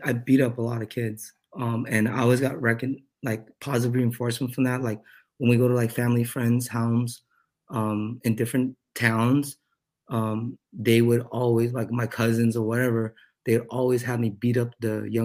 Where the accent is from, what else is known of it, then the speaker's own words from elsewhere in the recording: Utah / California, United States; we moved from Utah to California